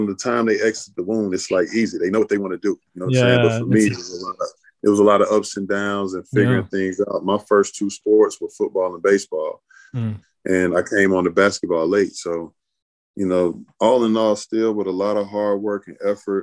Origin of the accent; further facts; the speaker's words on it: Atlanta, Georgia, United States; also born or lived in Charleston, South Carolina; So I've been in Atlanta since a baby, like all I knew. Grew up on the south side of Atlanta